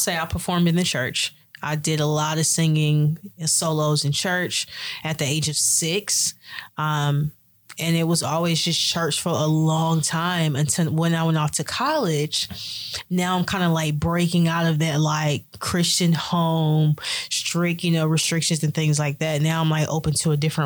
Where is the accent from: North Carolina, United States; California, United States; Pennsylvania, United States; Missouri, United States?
North Carolina, United States; Smithfield; I was born in Smithfield, North Carolina